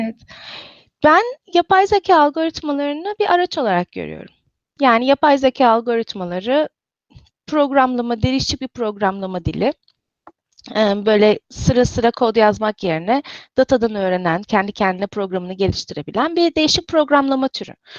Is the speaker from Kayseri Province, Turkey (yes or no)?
no; İzmir, Turkey; moved away as an adult; also born or lived in Istanbul / Cambridge, Massachusetts; now in Redmond, United States; İzmirliyim. Ee, İzmir'de doğdum, büyüdüm.